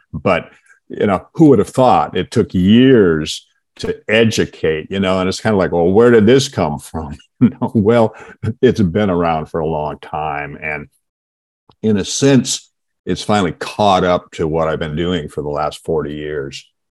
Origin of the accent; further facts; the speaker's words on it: Seattle, Washington, United States; I actually grew up in um, Seattle